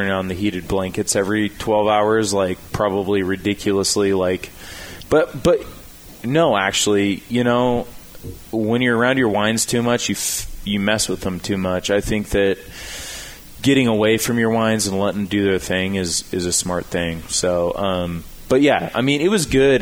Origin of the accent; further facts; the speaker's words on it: Idaho, United States; moved away as an adult; now in California, United States; I'm from Idaho